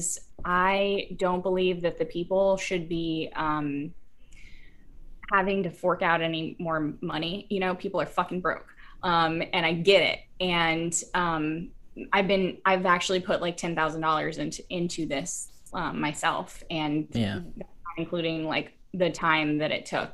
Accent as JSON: {"language": "English", "town": "Houston", "region": "Texas", "country": "United States", "moved": "as an adult", "lives_now": "Chicago, United States", "said": "a little white girl from Texas. I'm originally from Houston, but I've been in Chicago"}